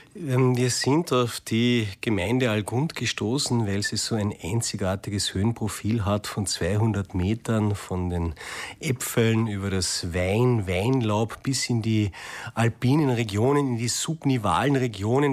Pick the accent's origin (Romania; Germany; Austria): Austria; bei uns in Österreich